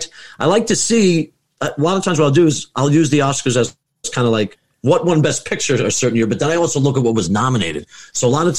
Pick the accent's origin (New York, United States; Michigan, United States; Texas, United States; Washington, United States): New York, United States; Levittown; moved away as an adult; I'm originally from Long Island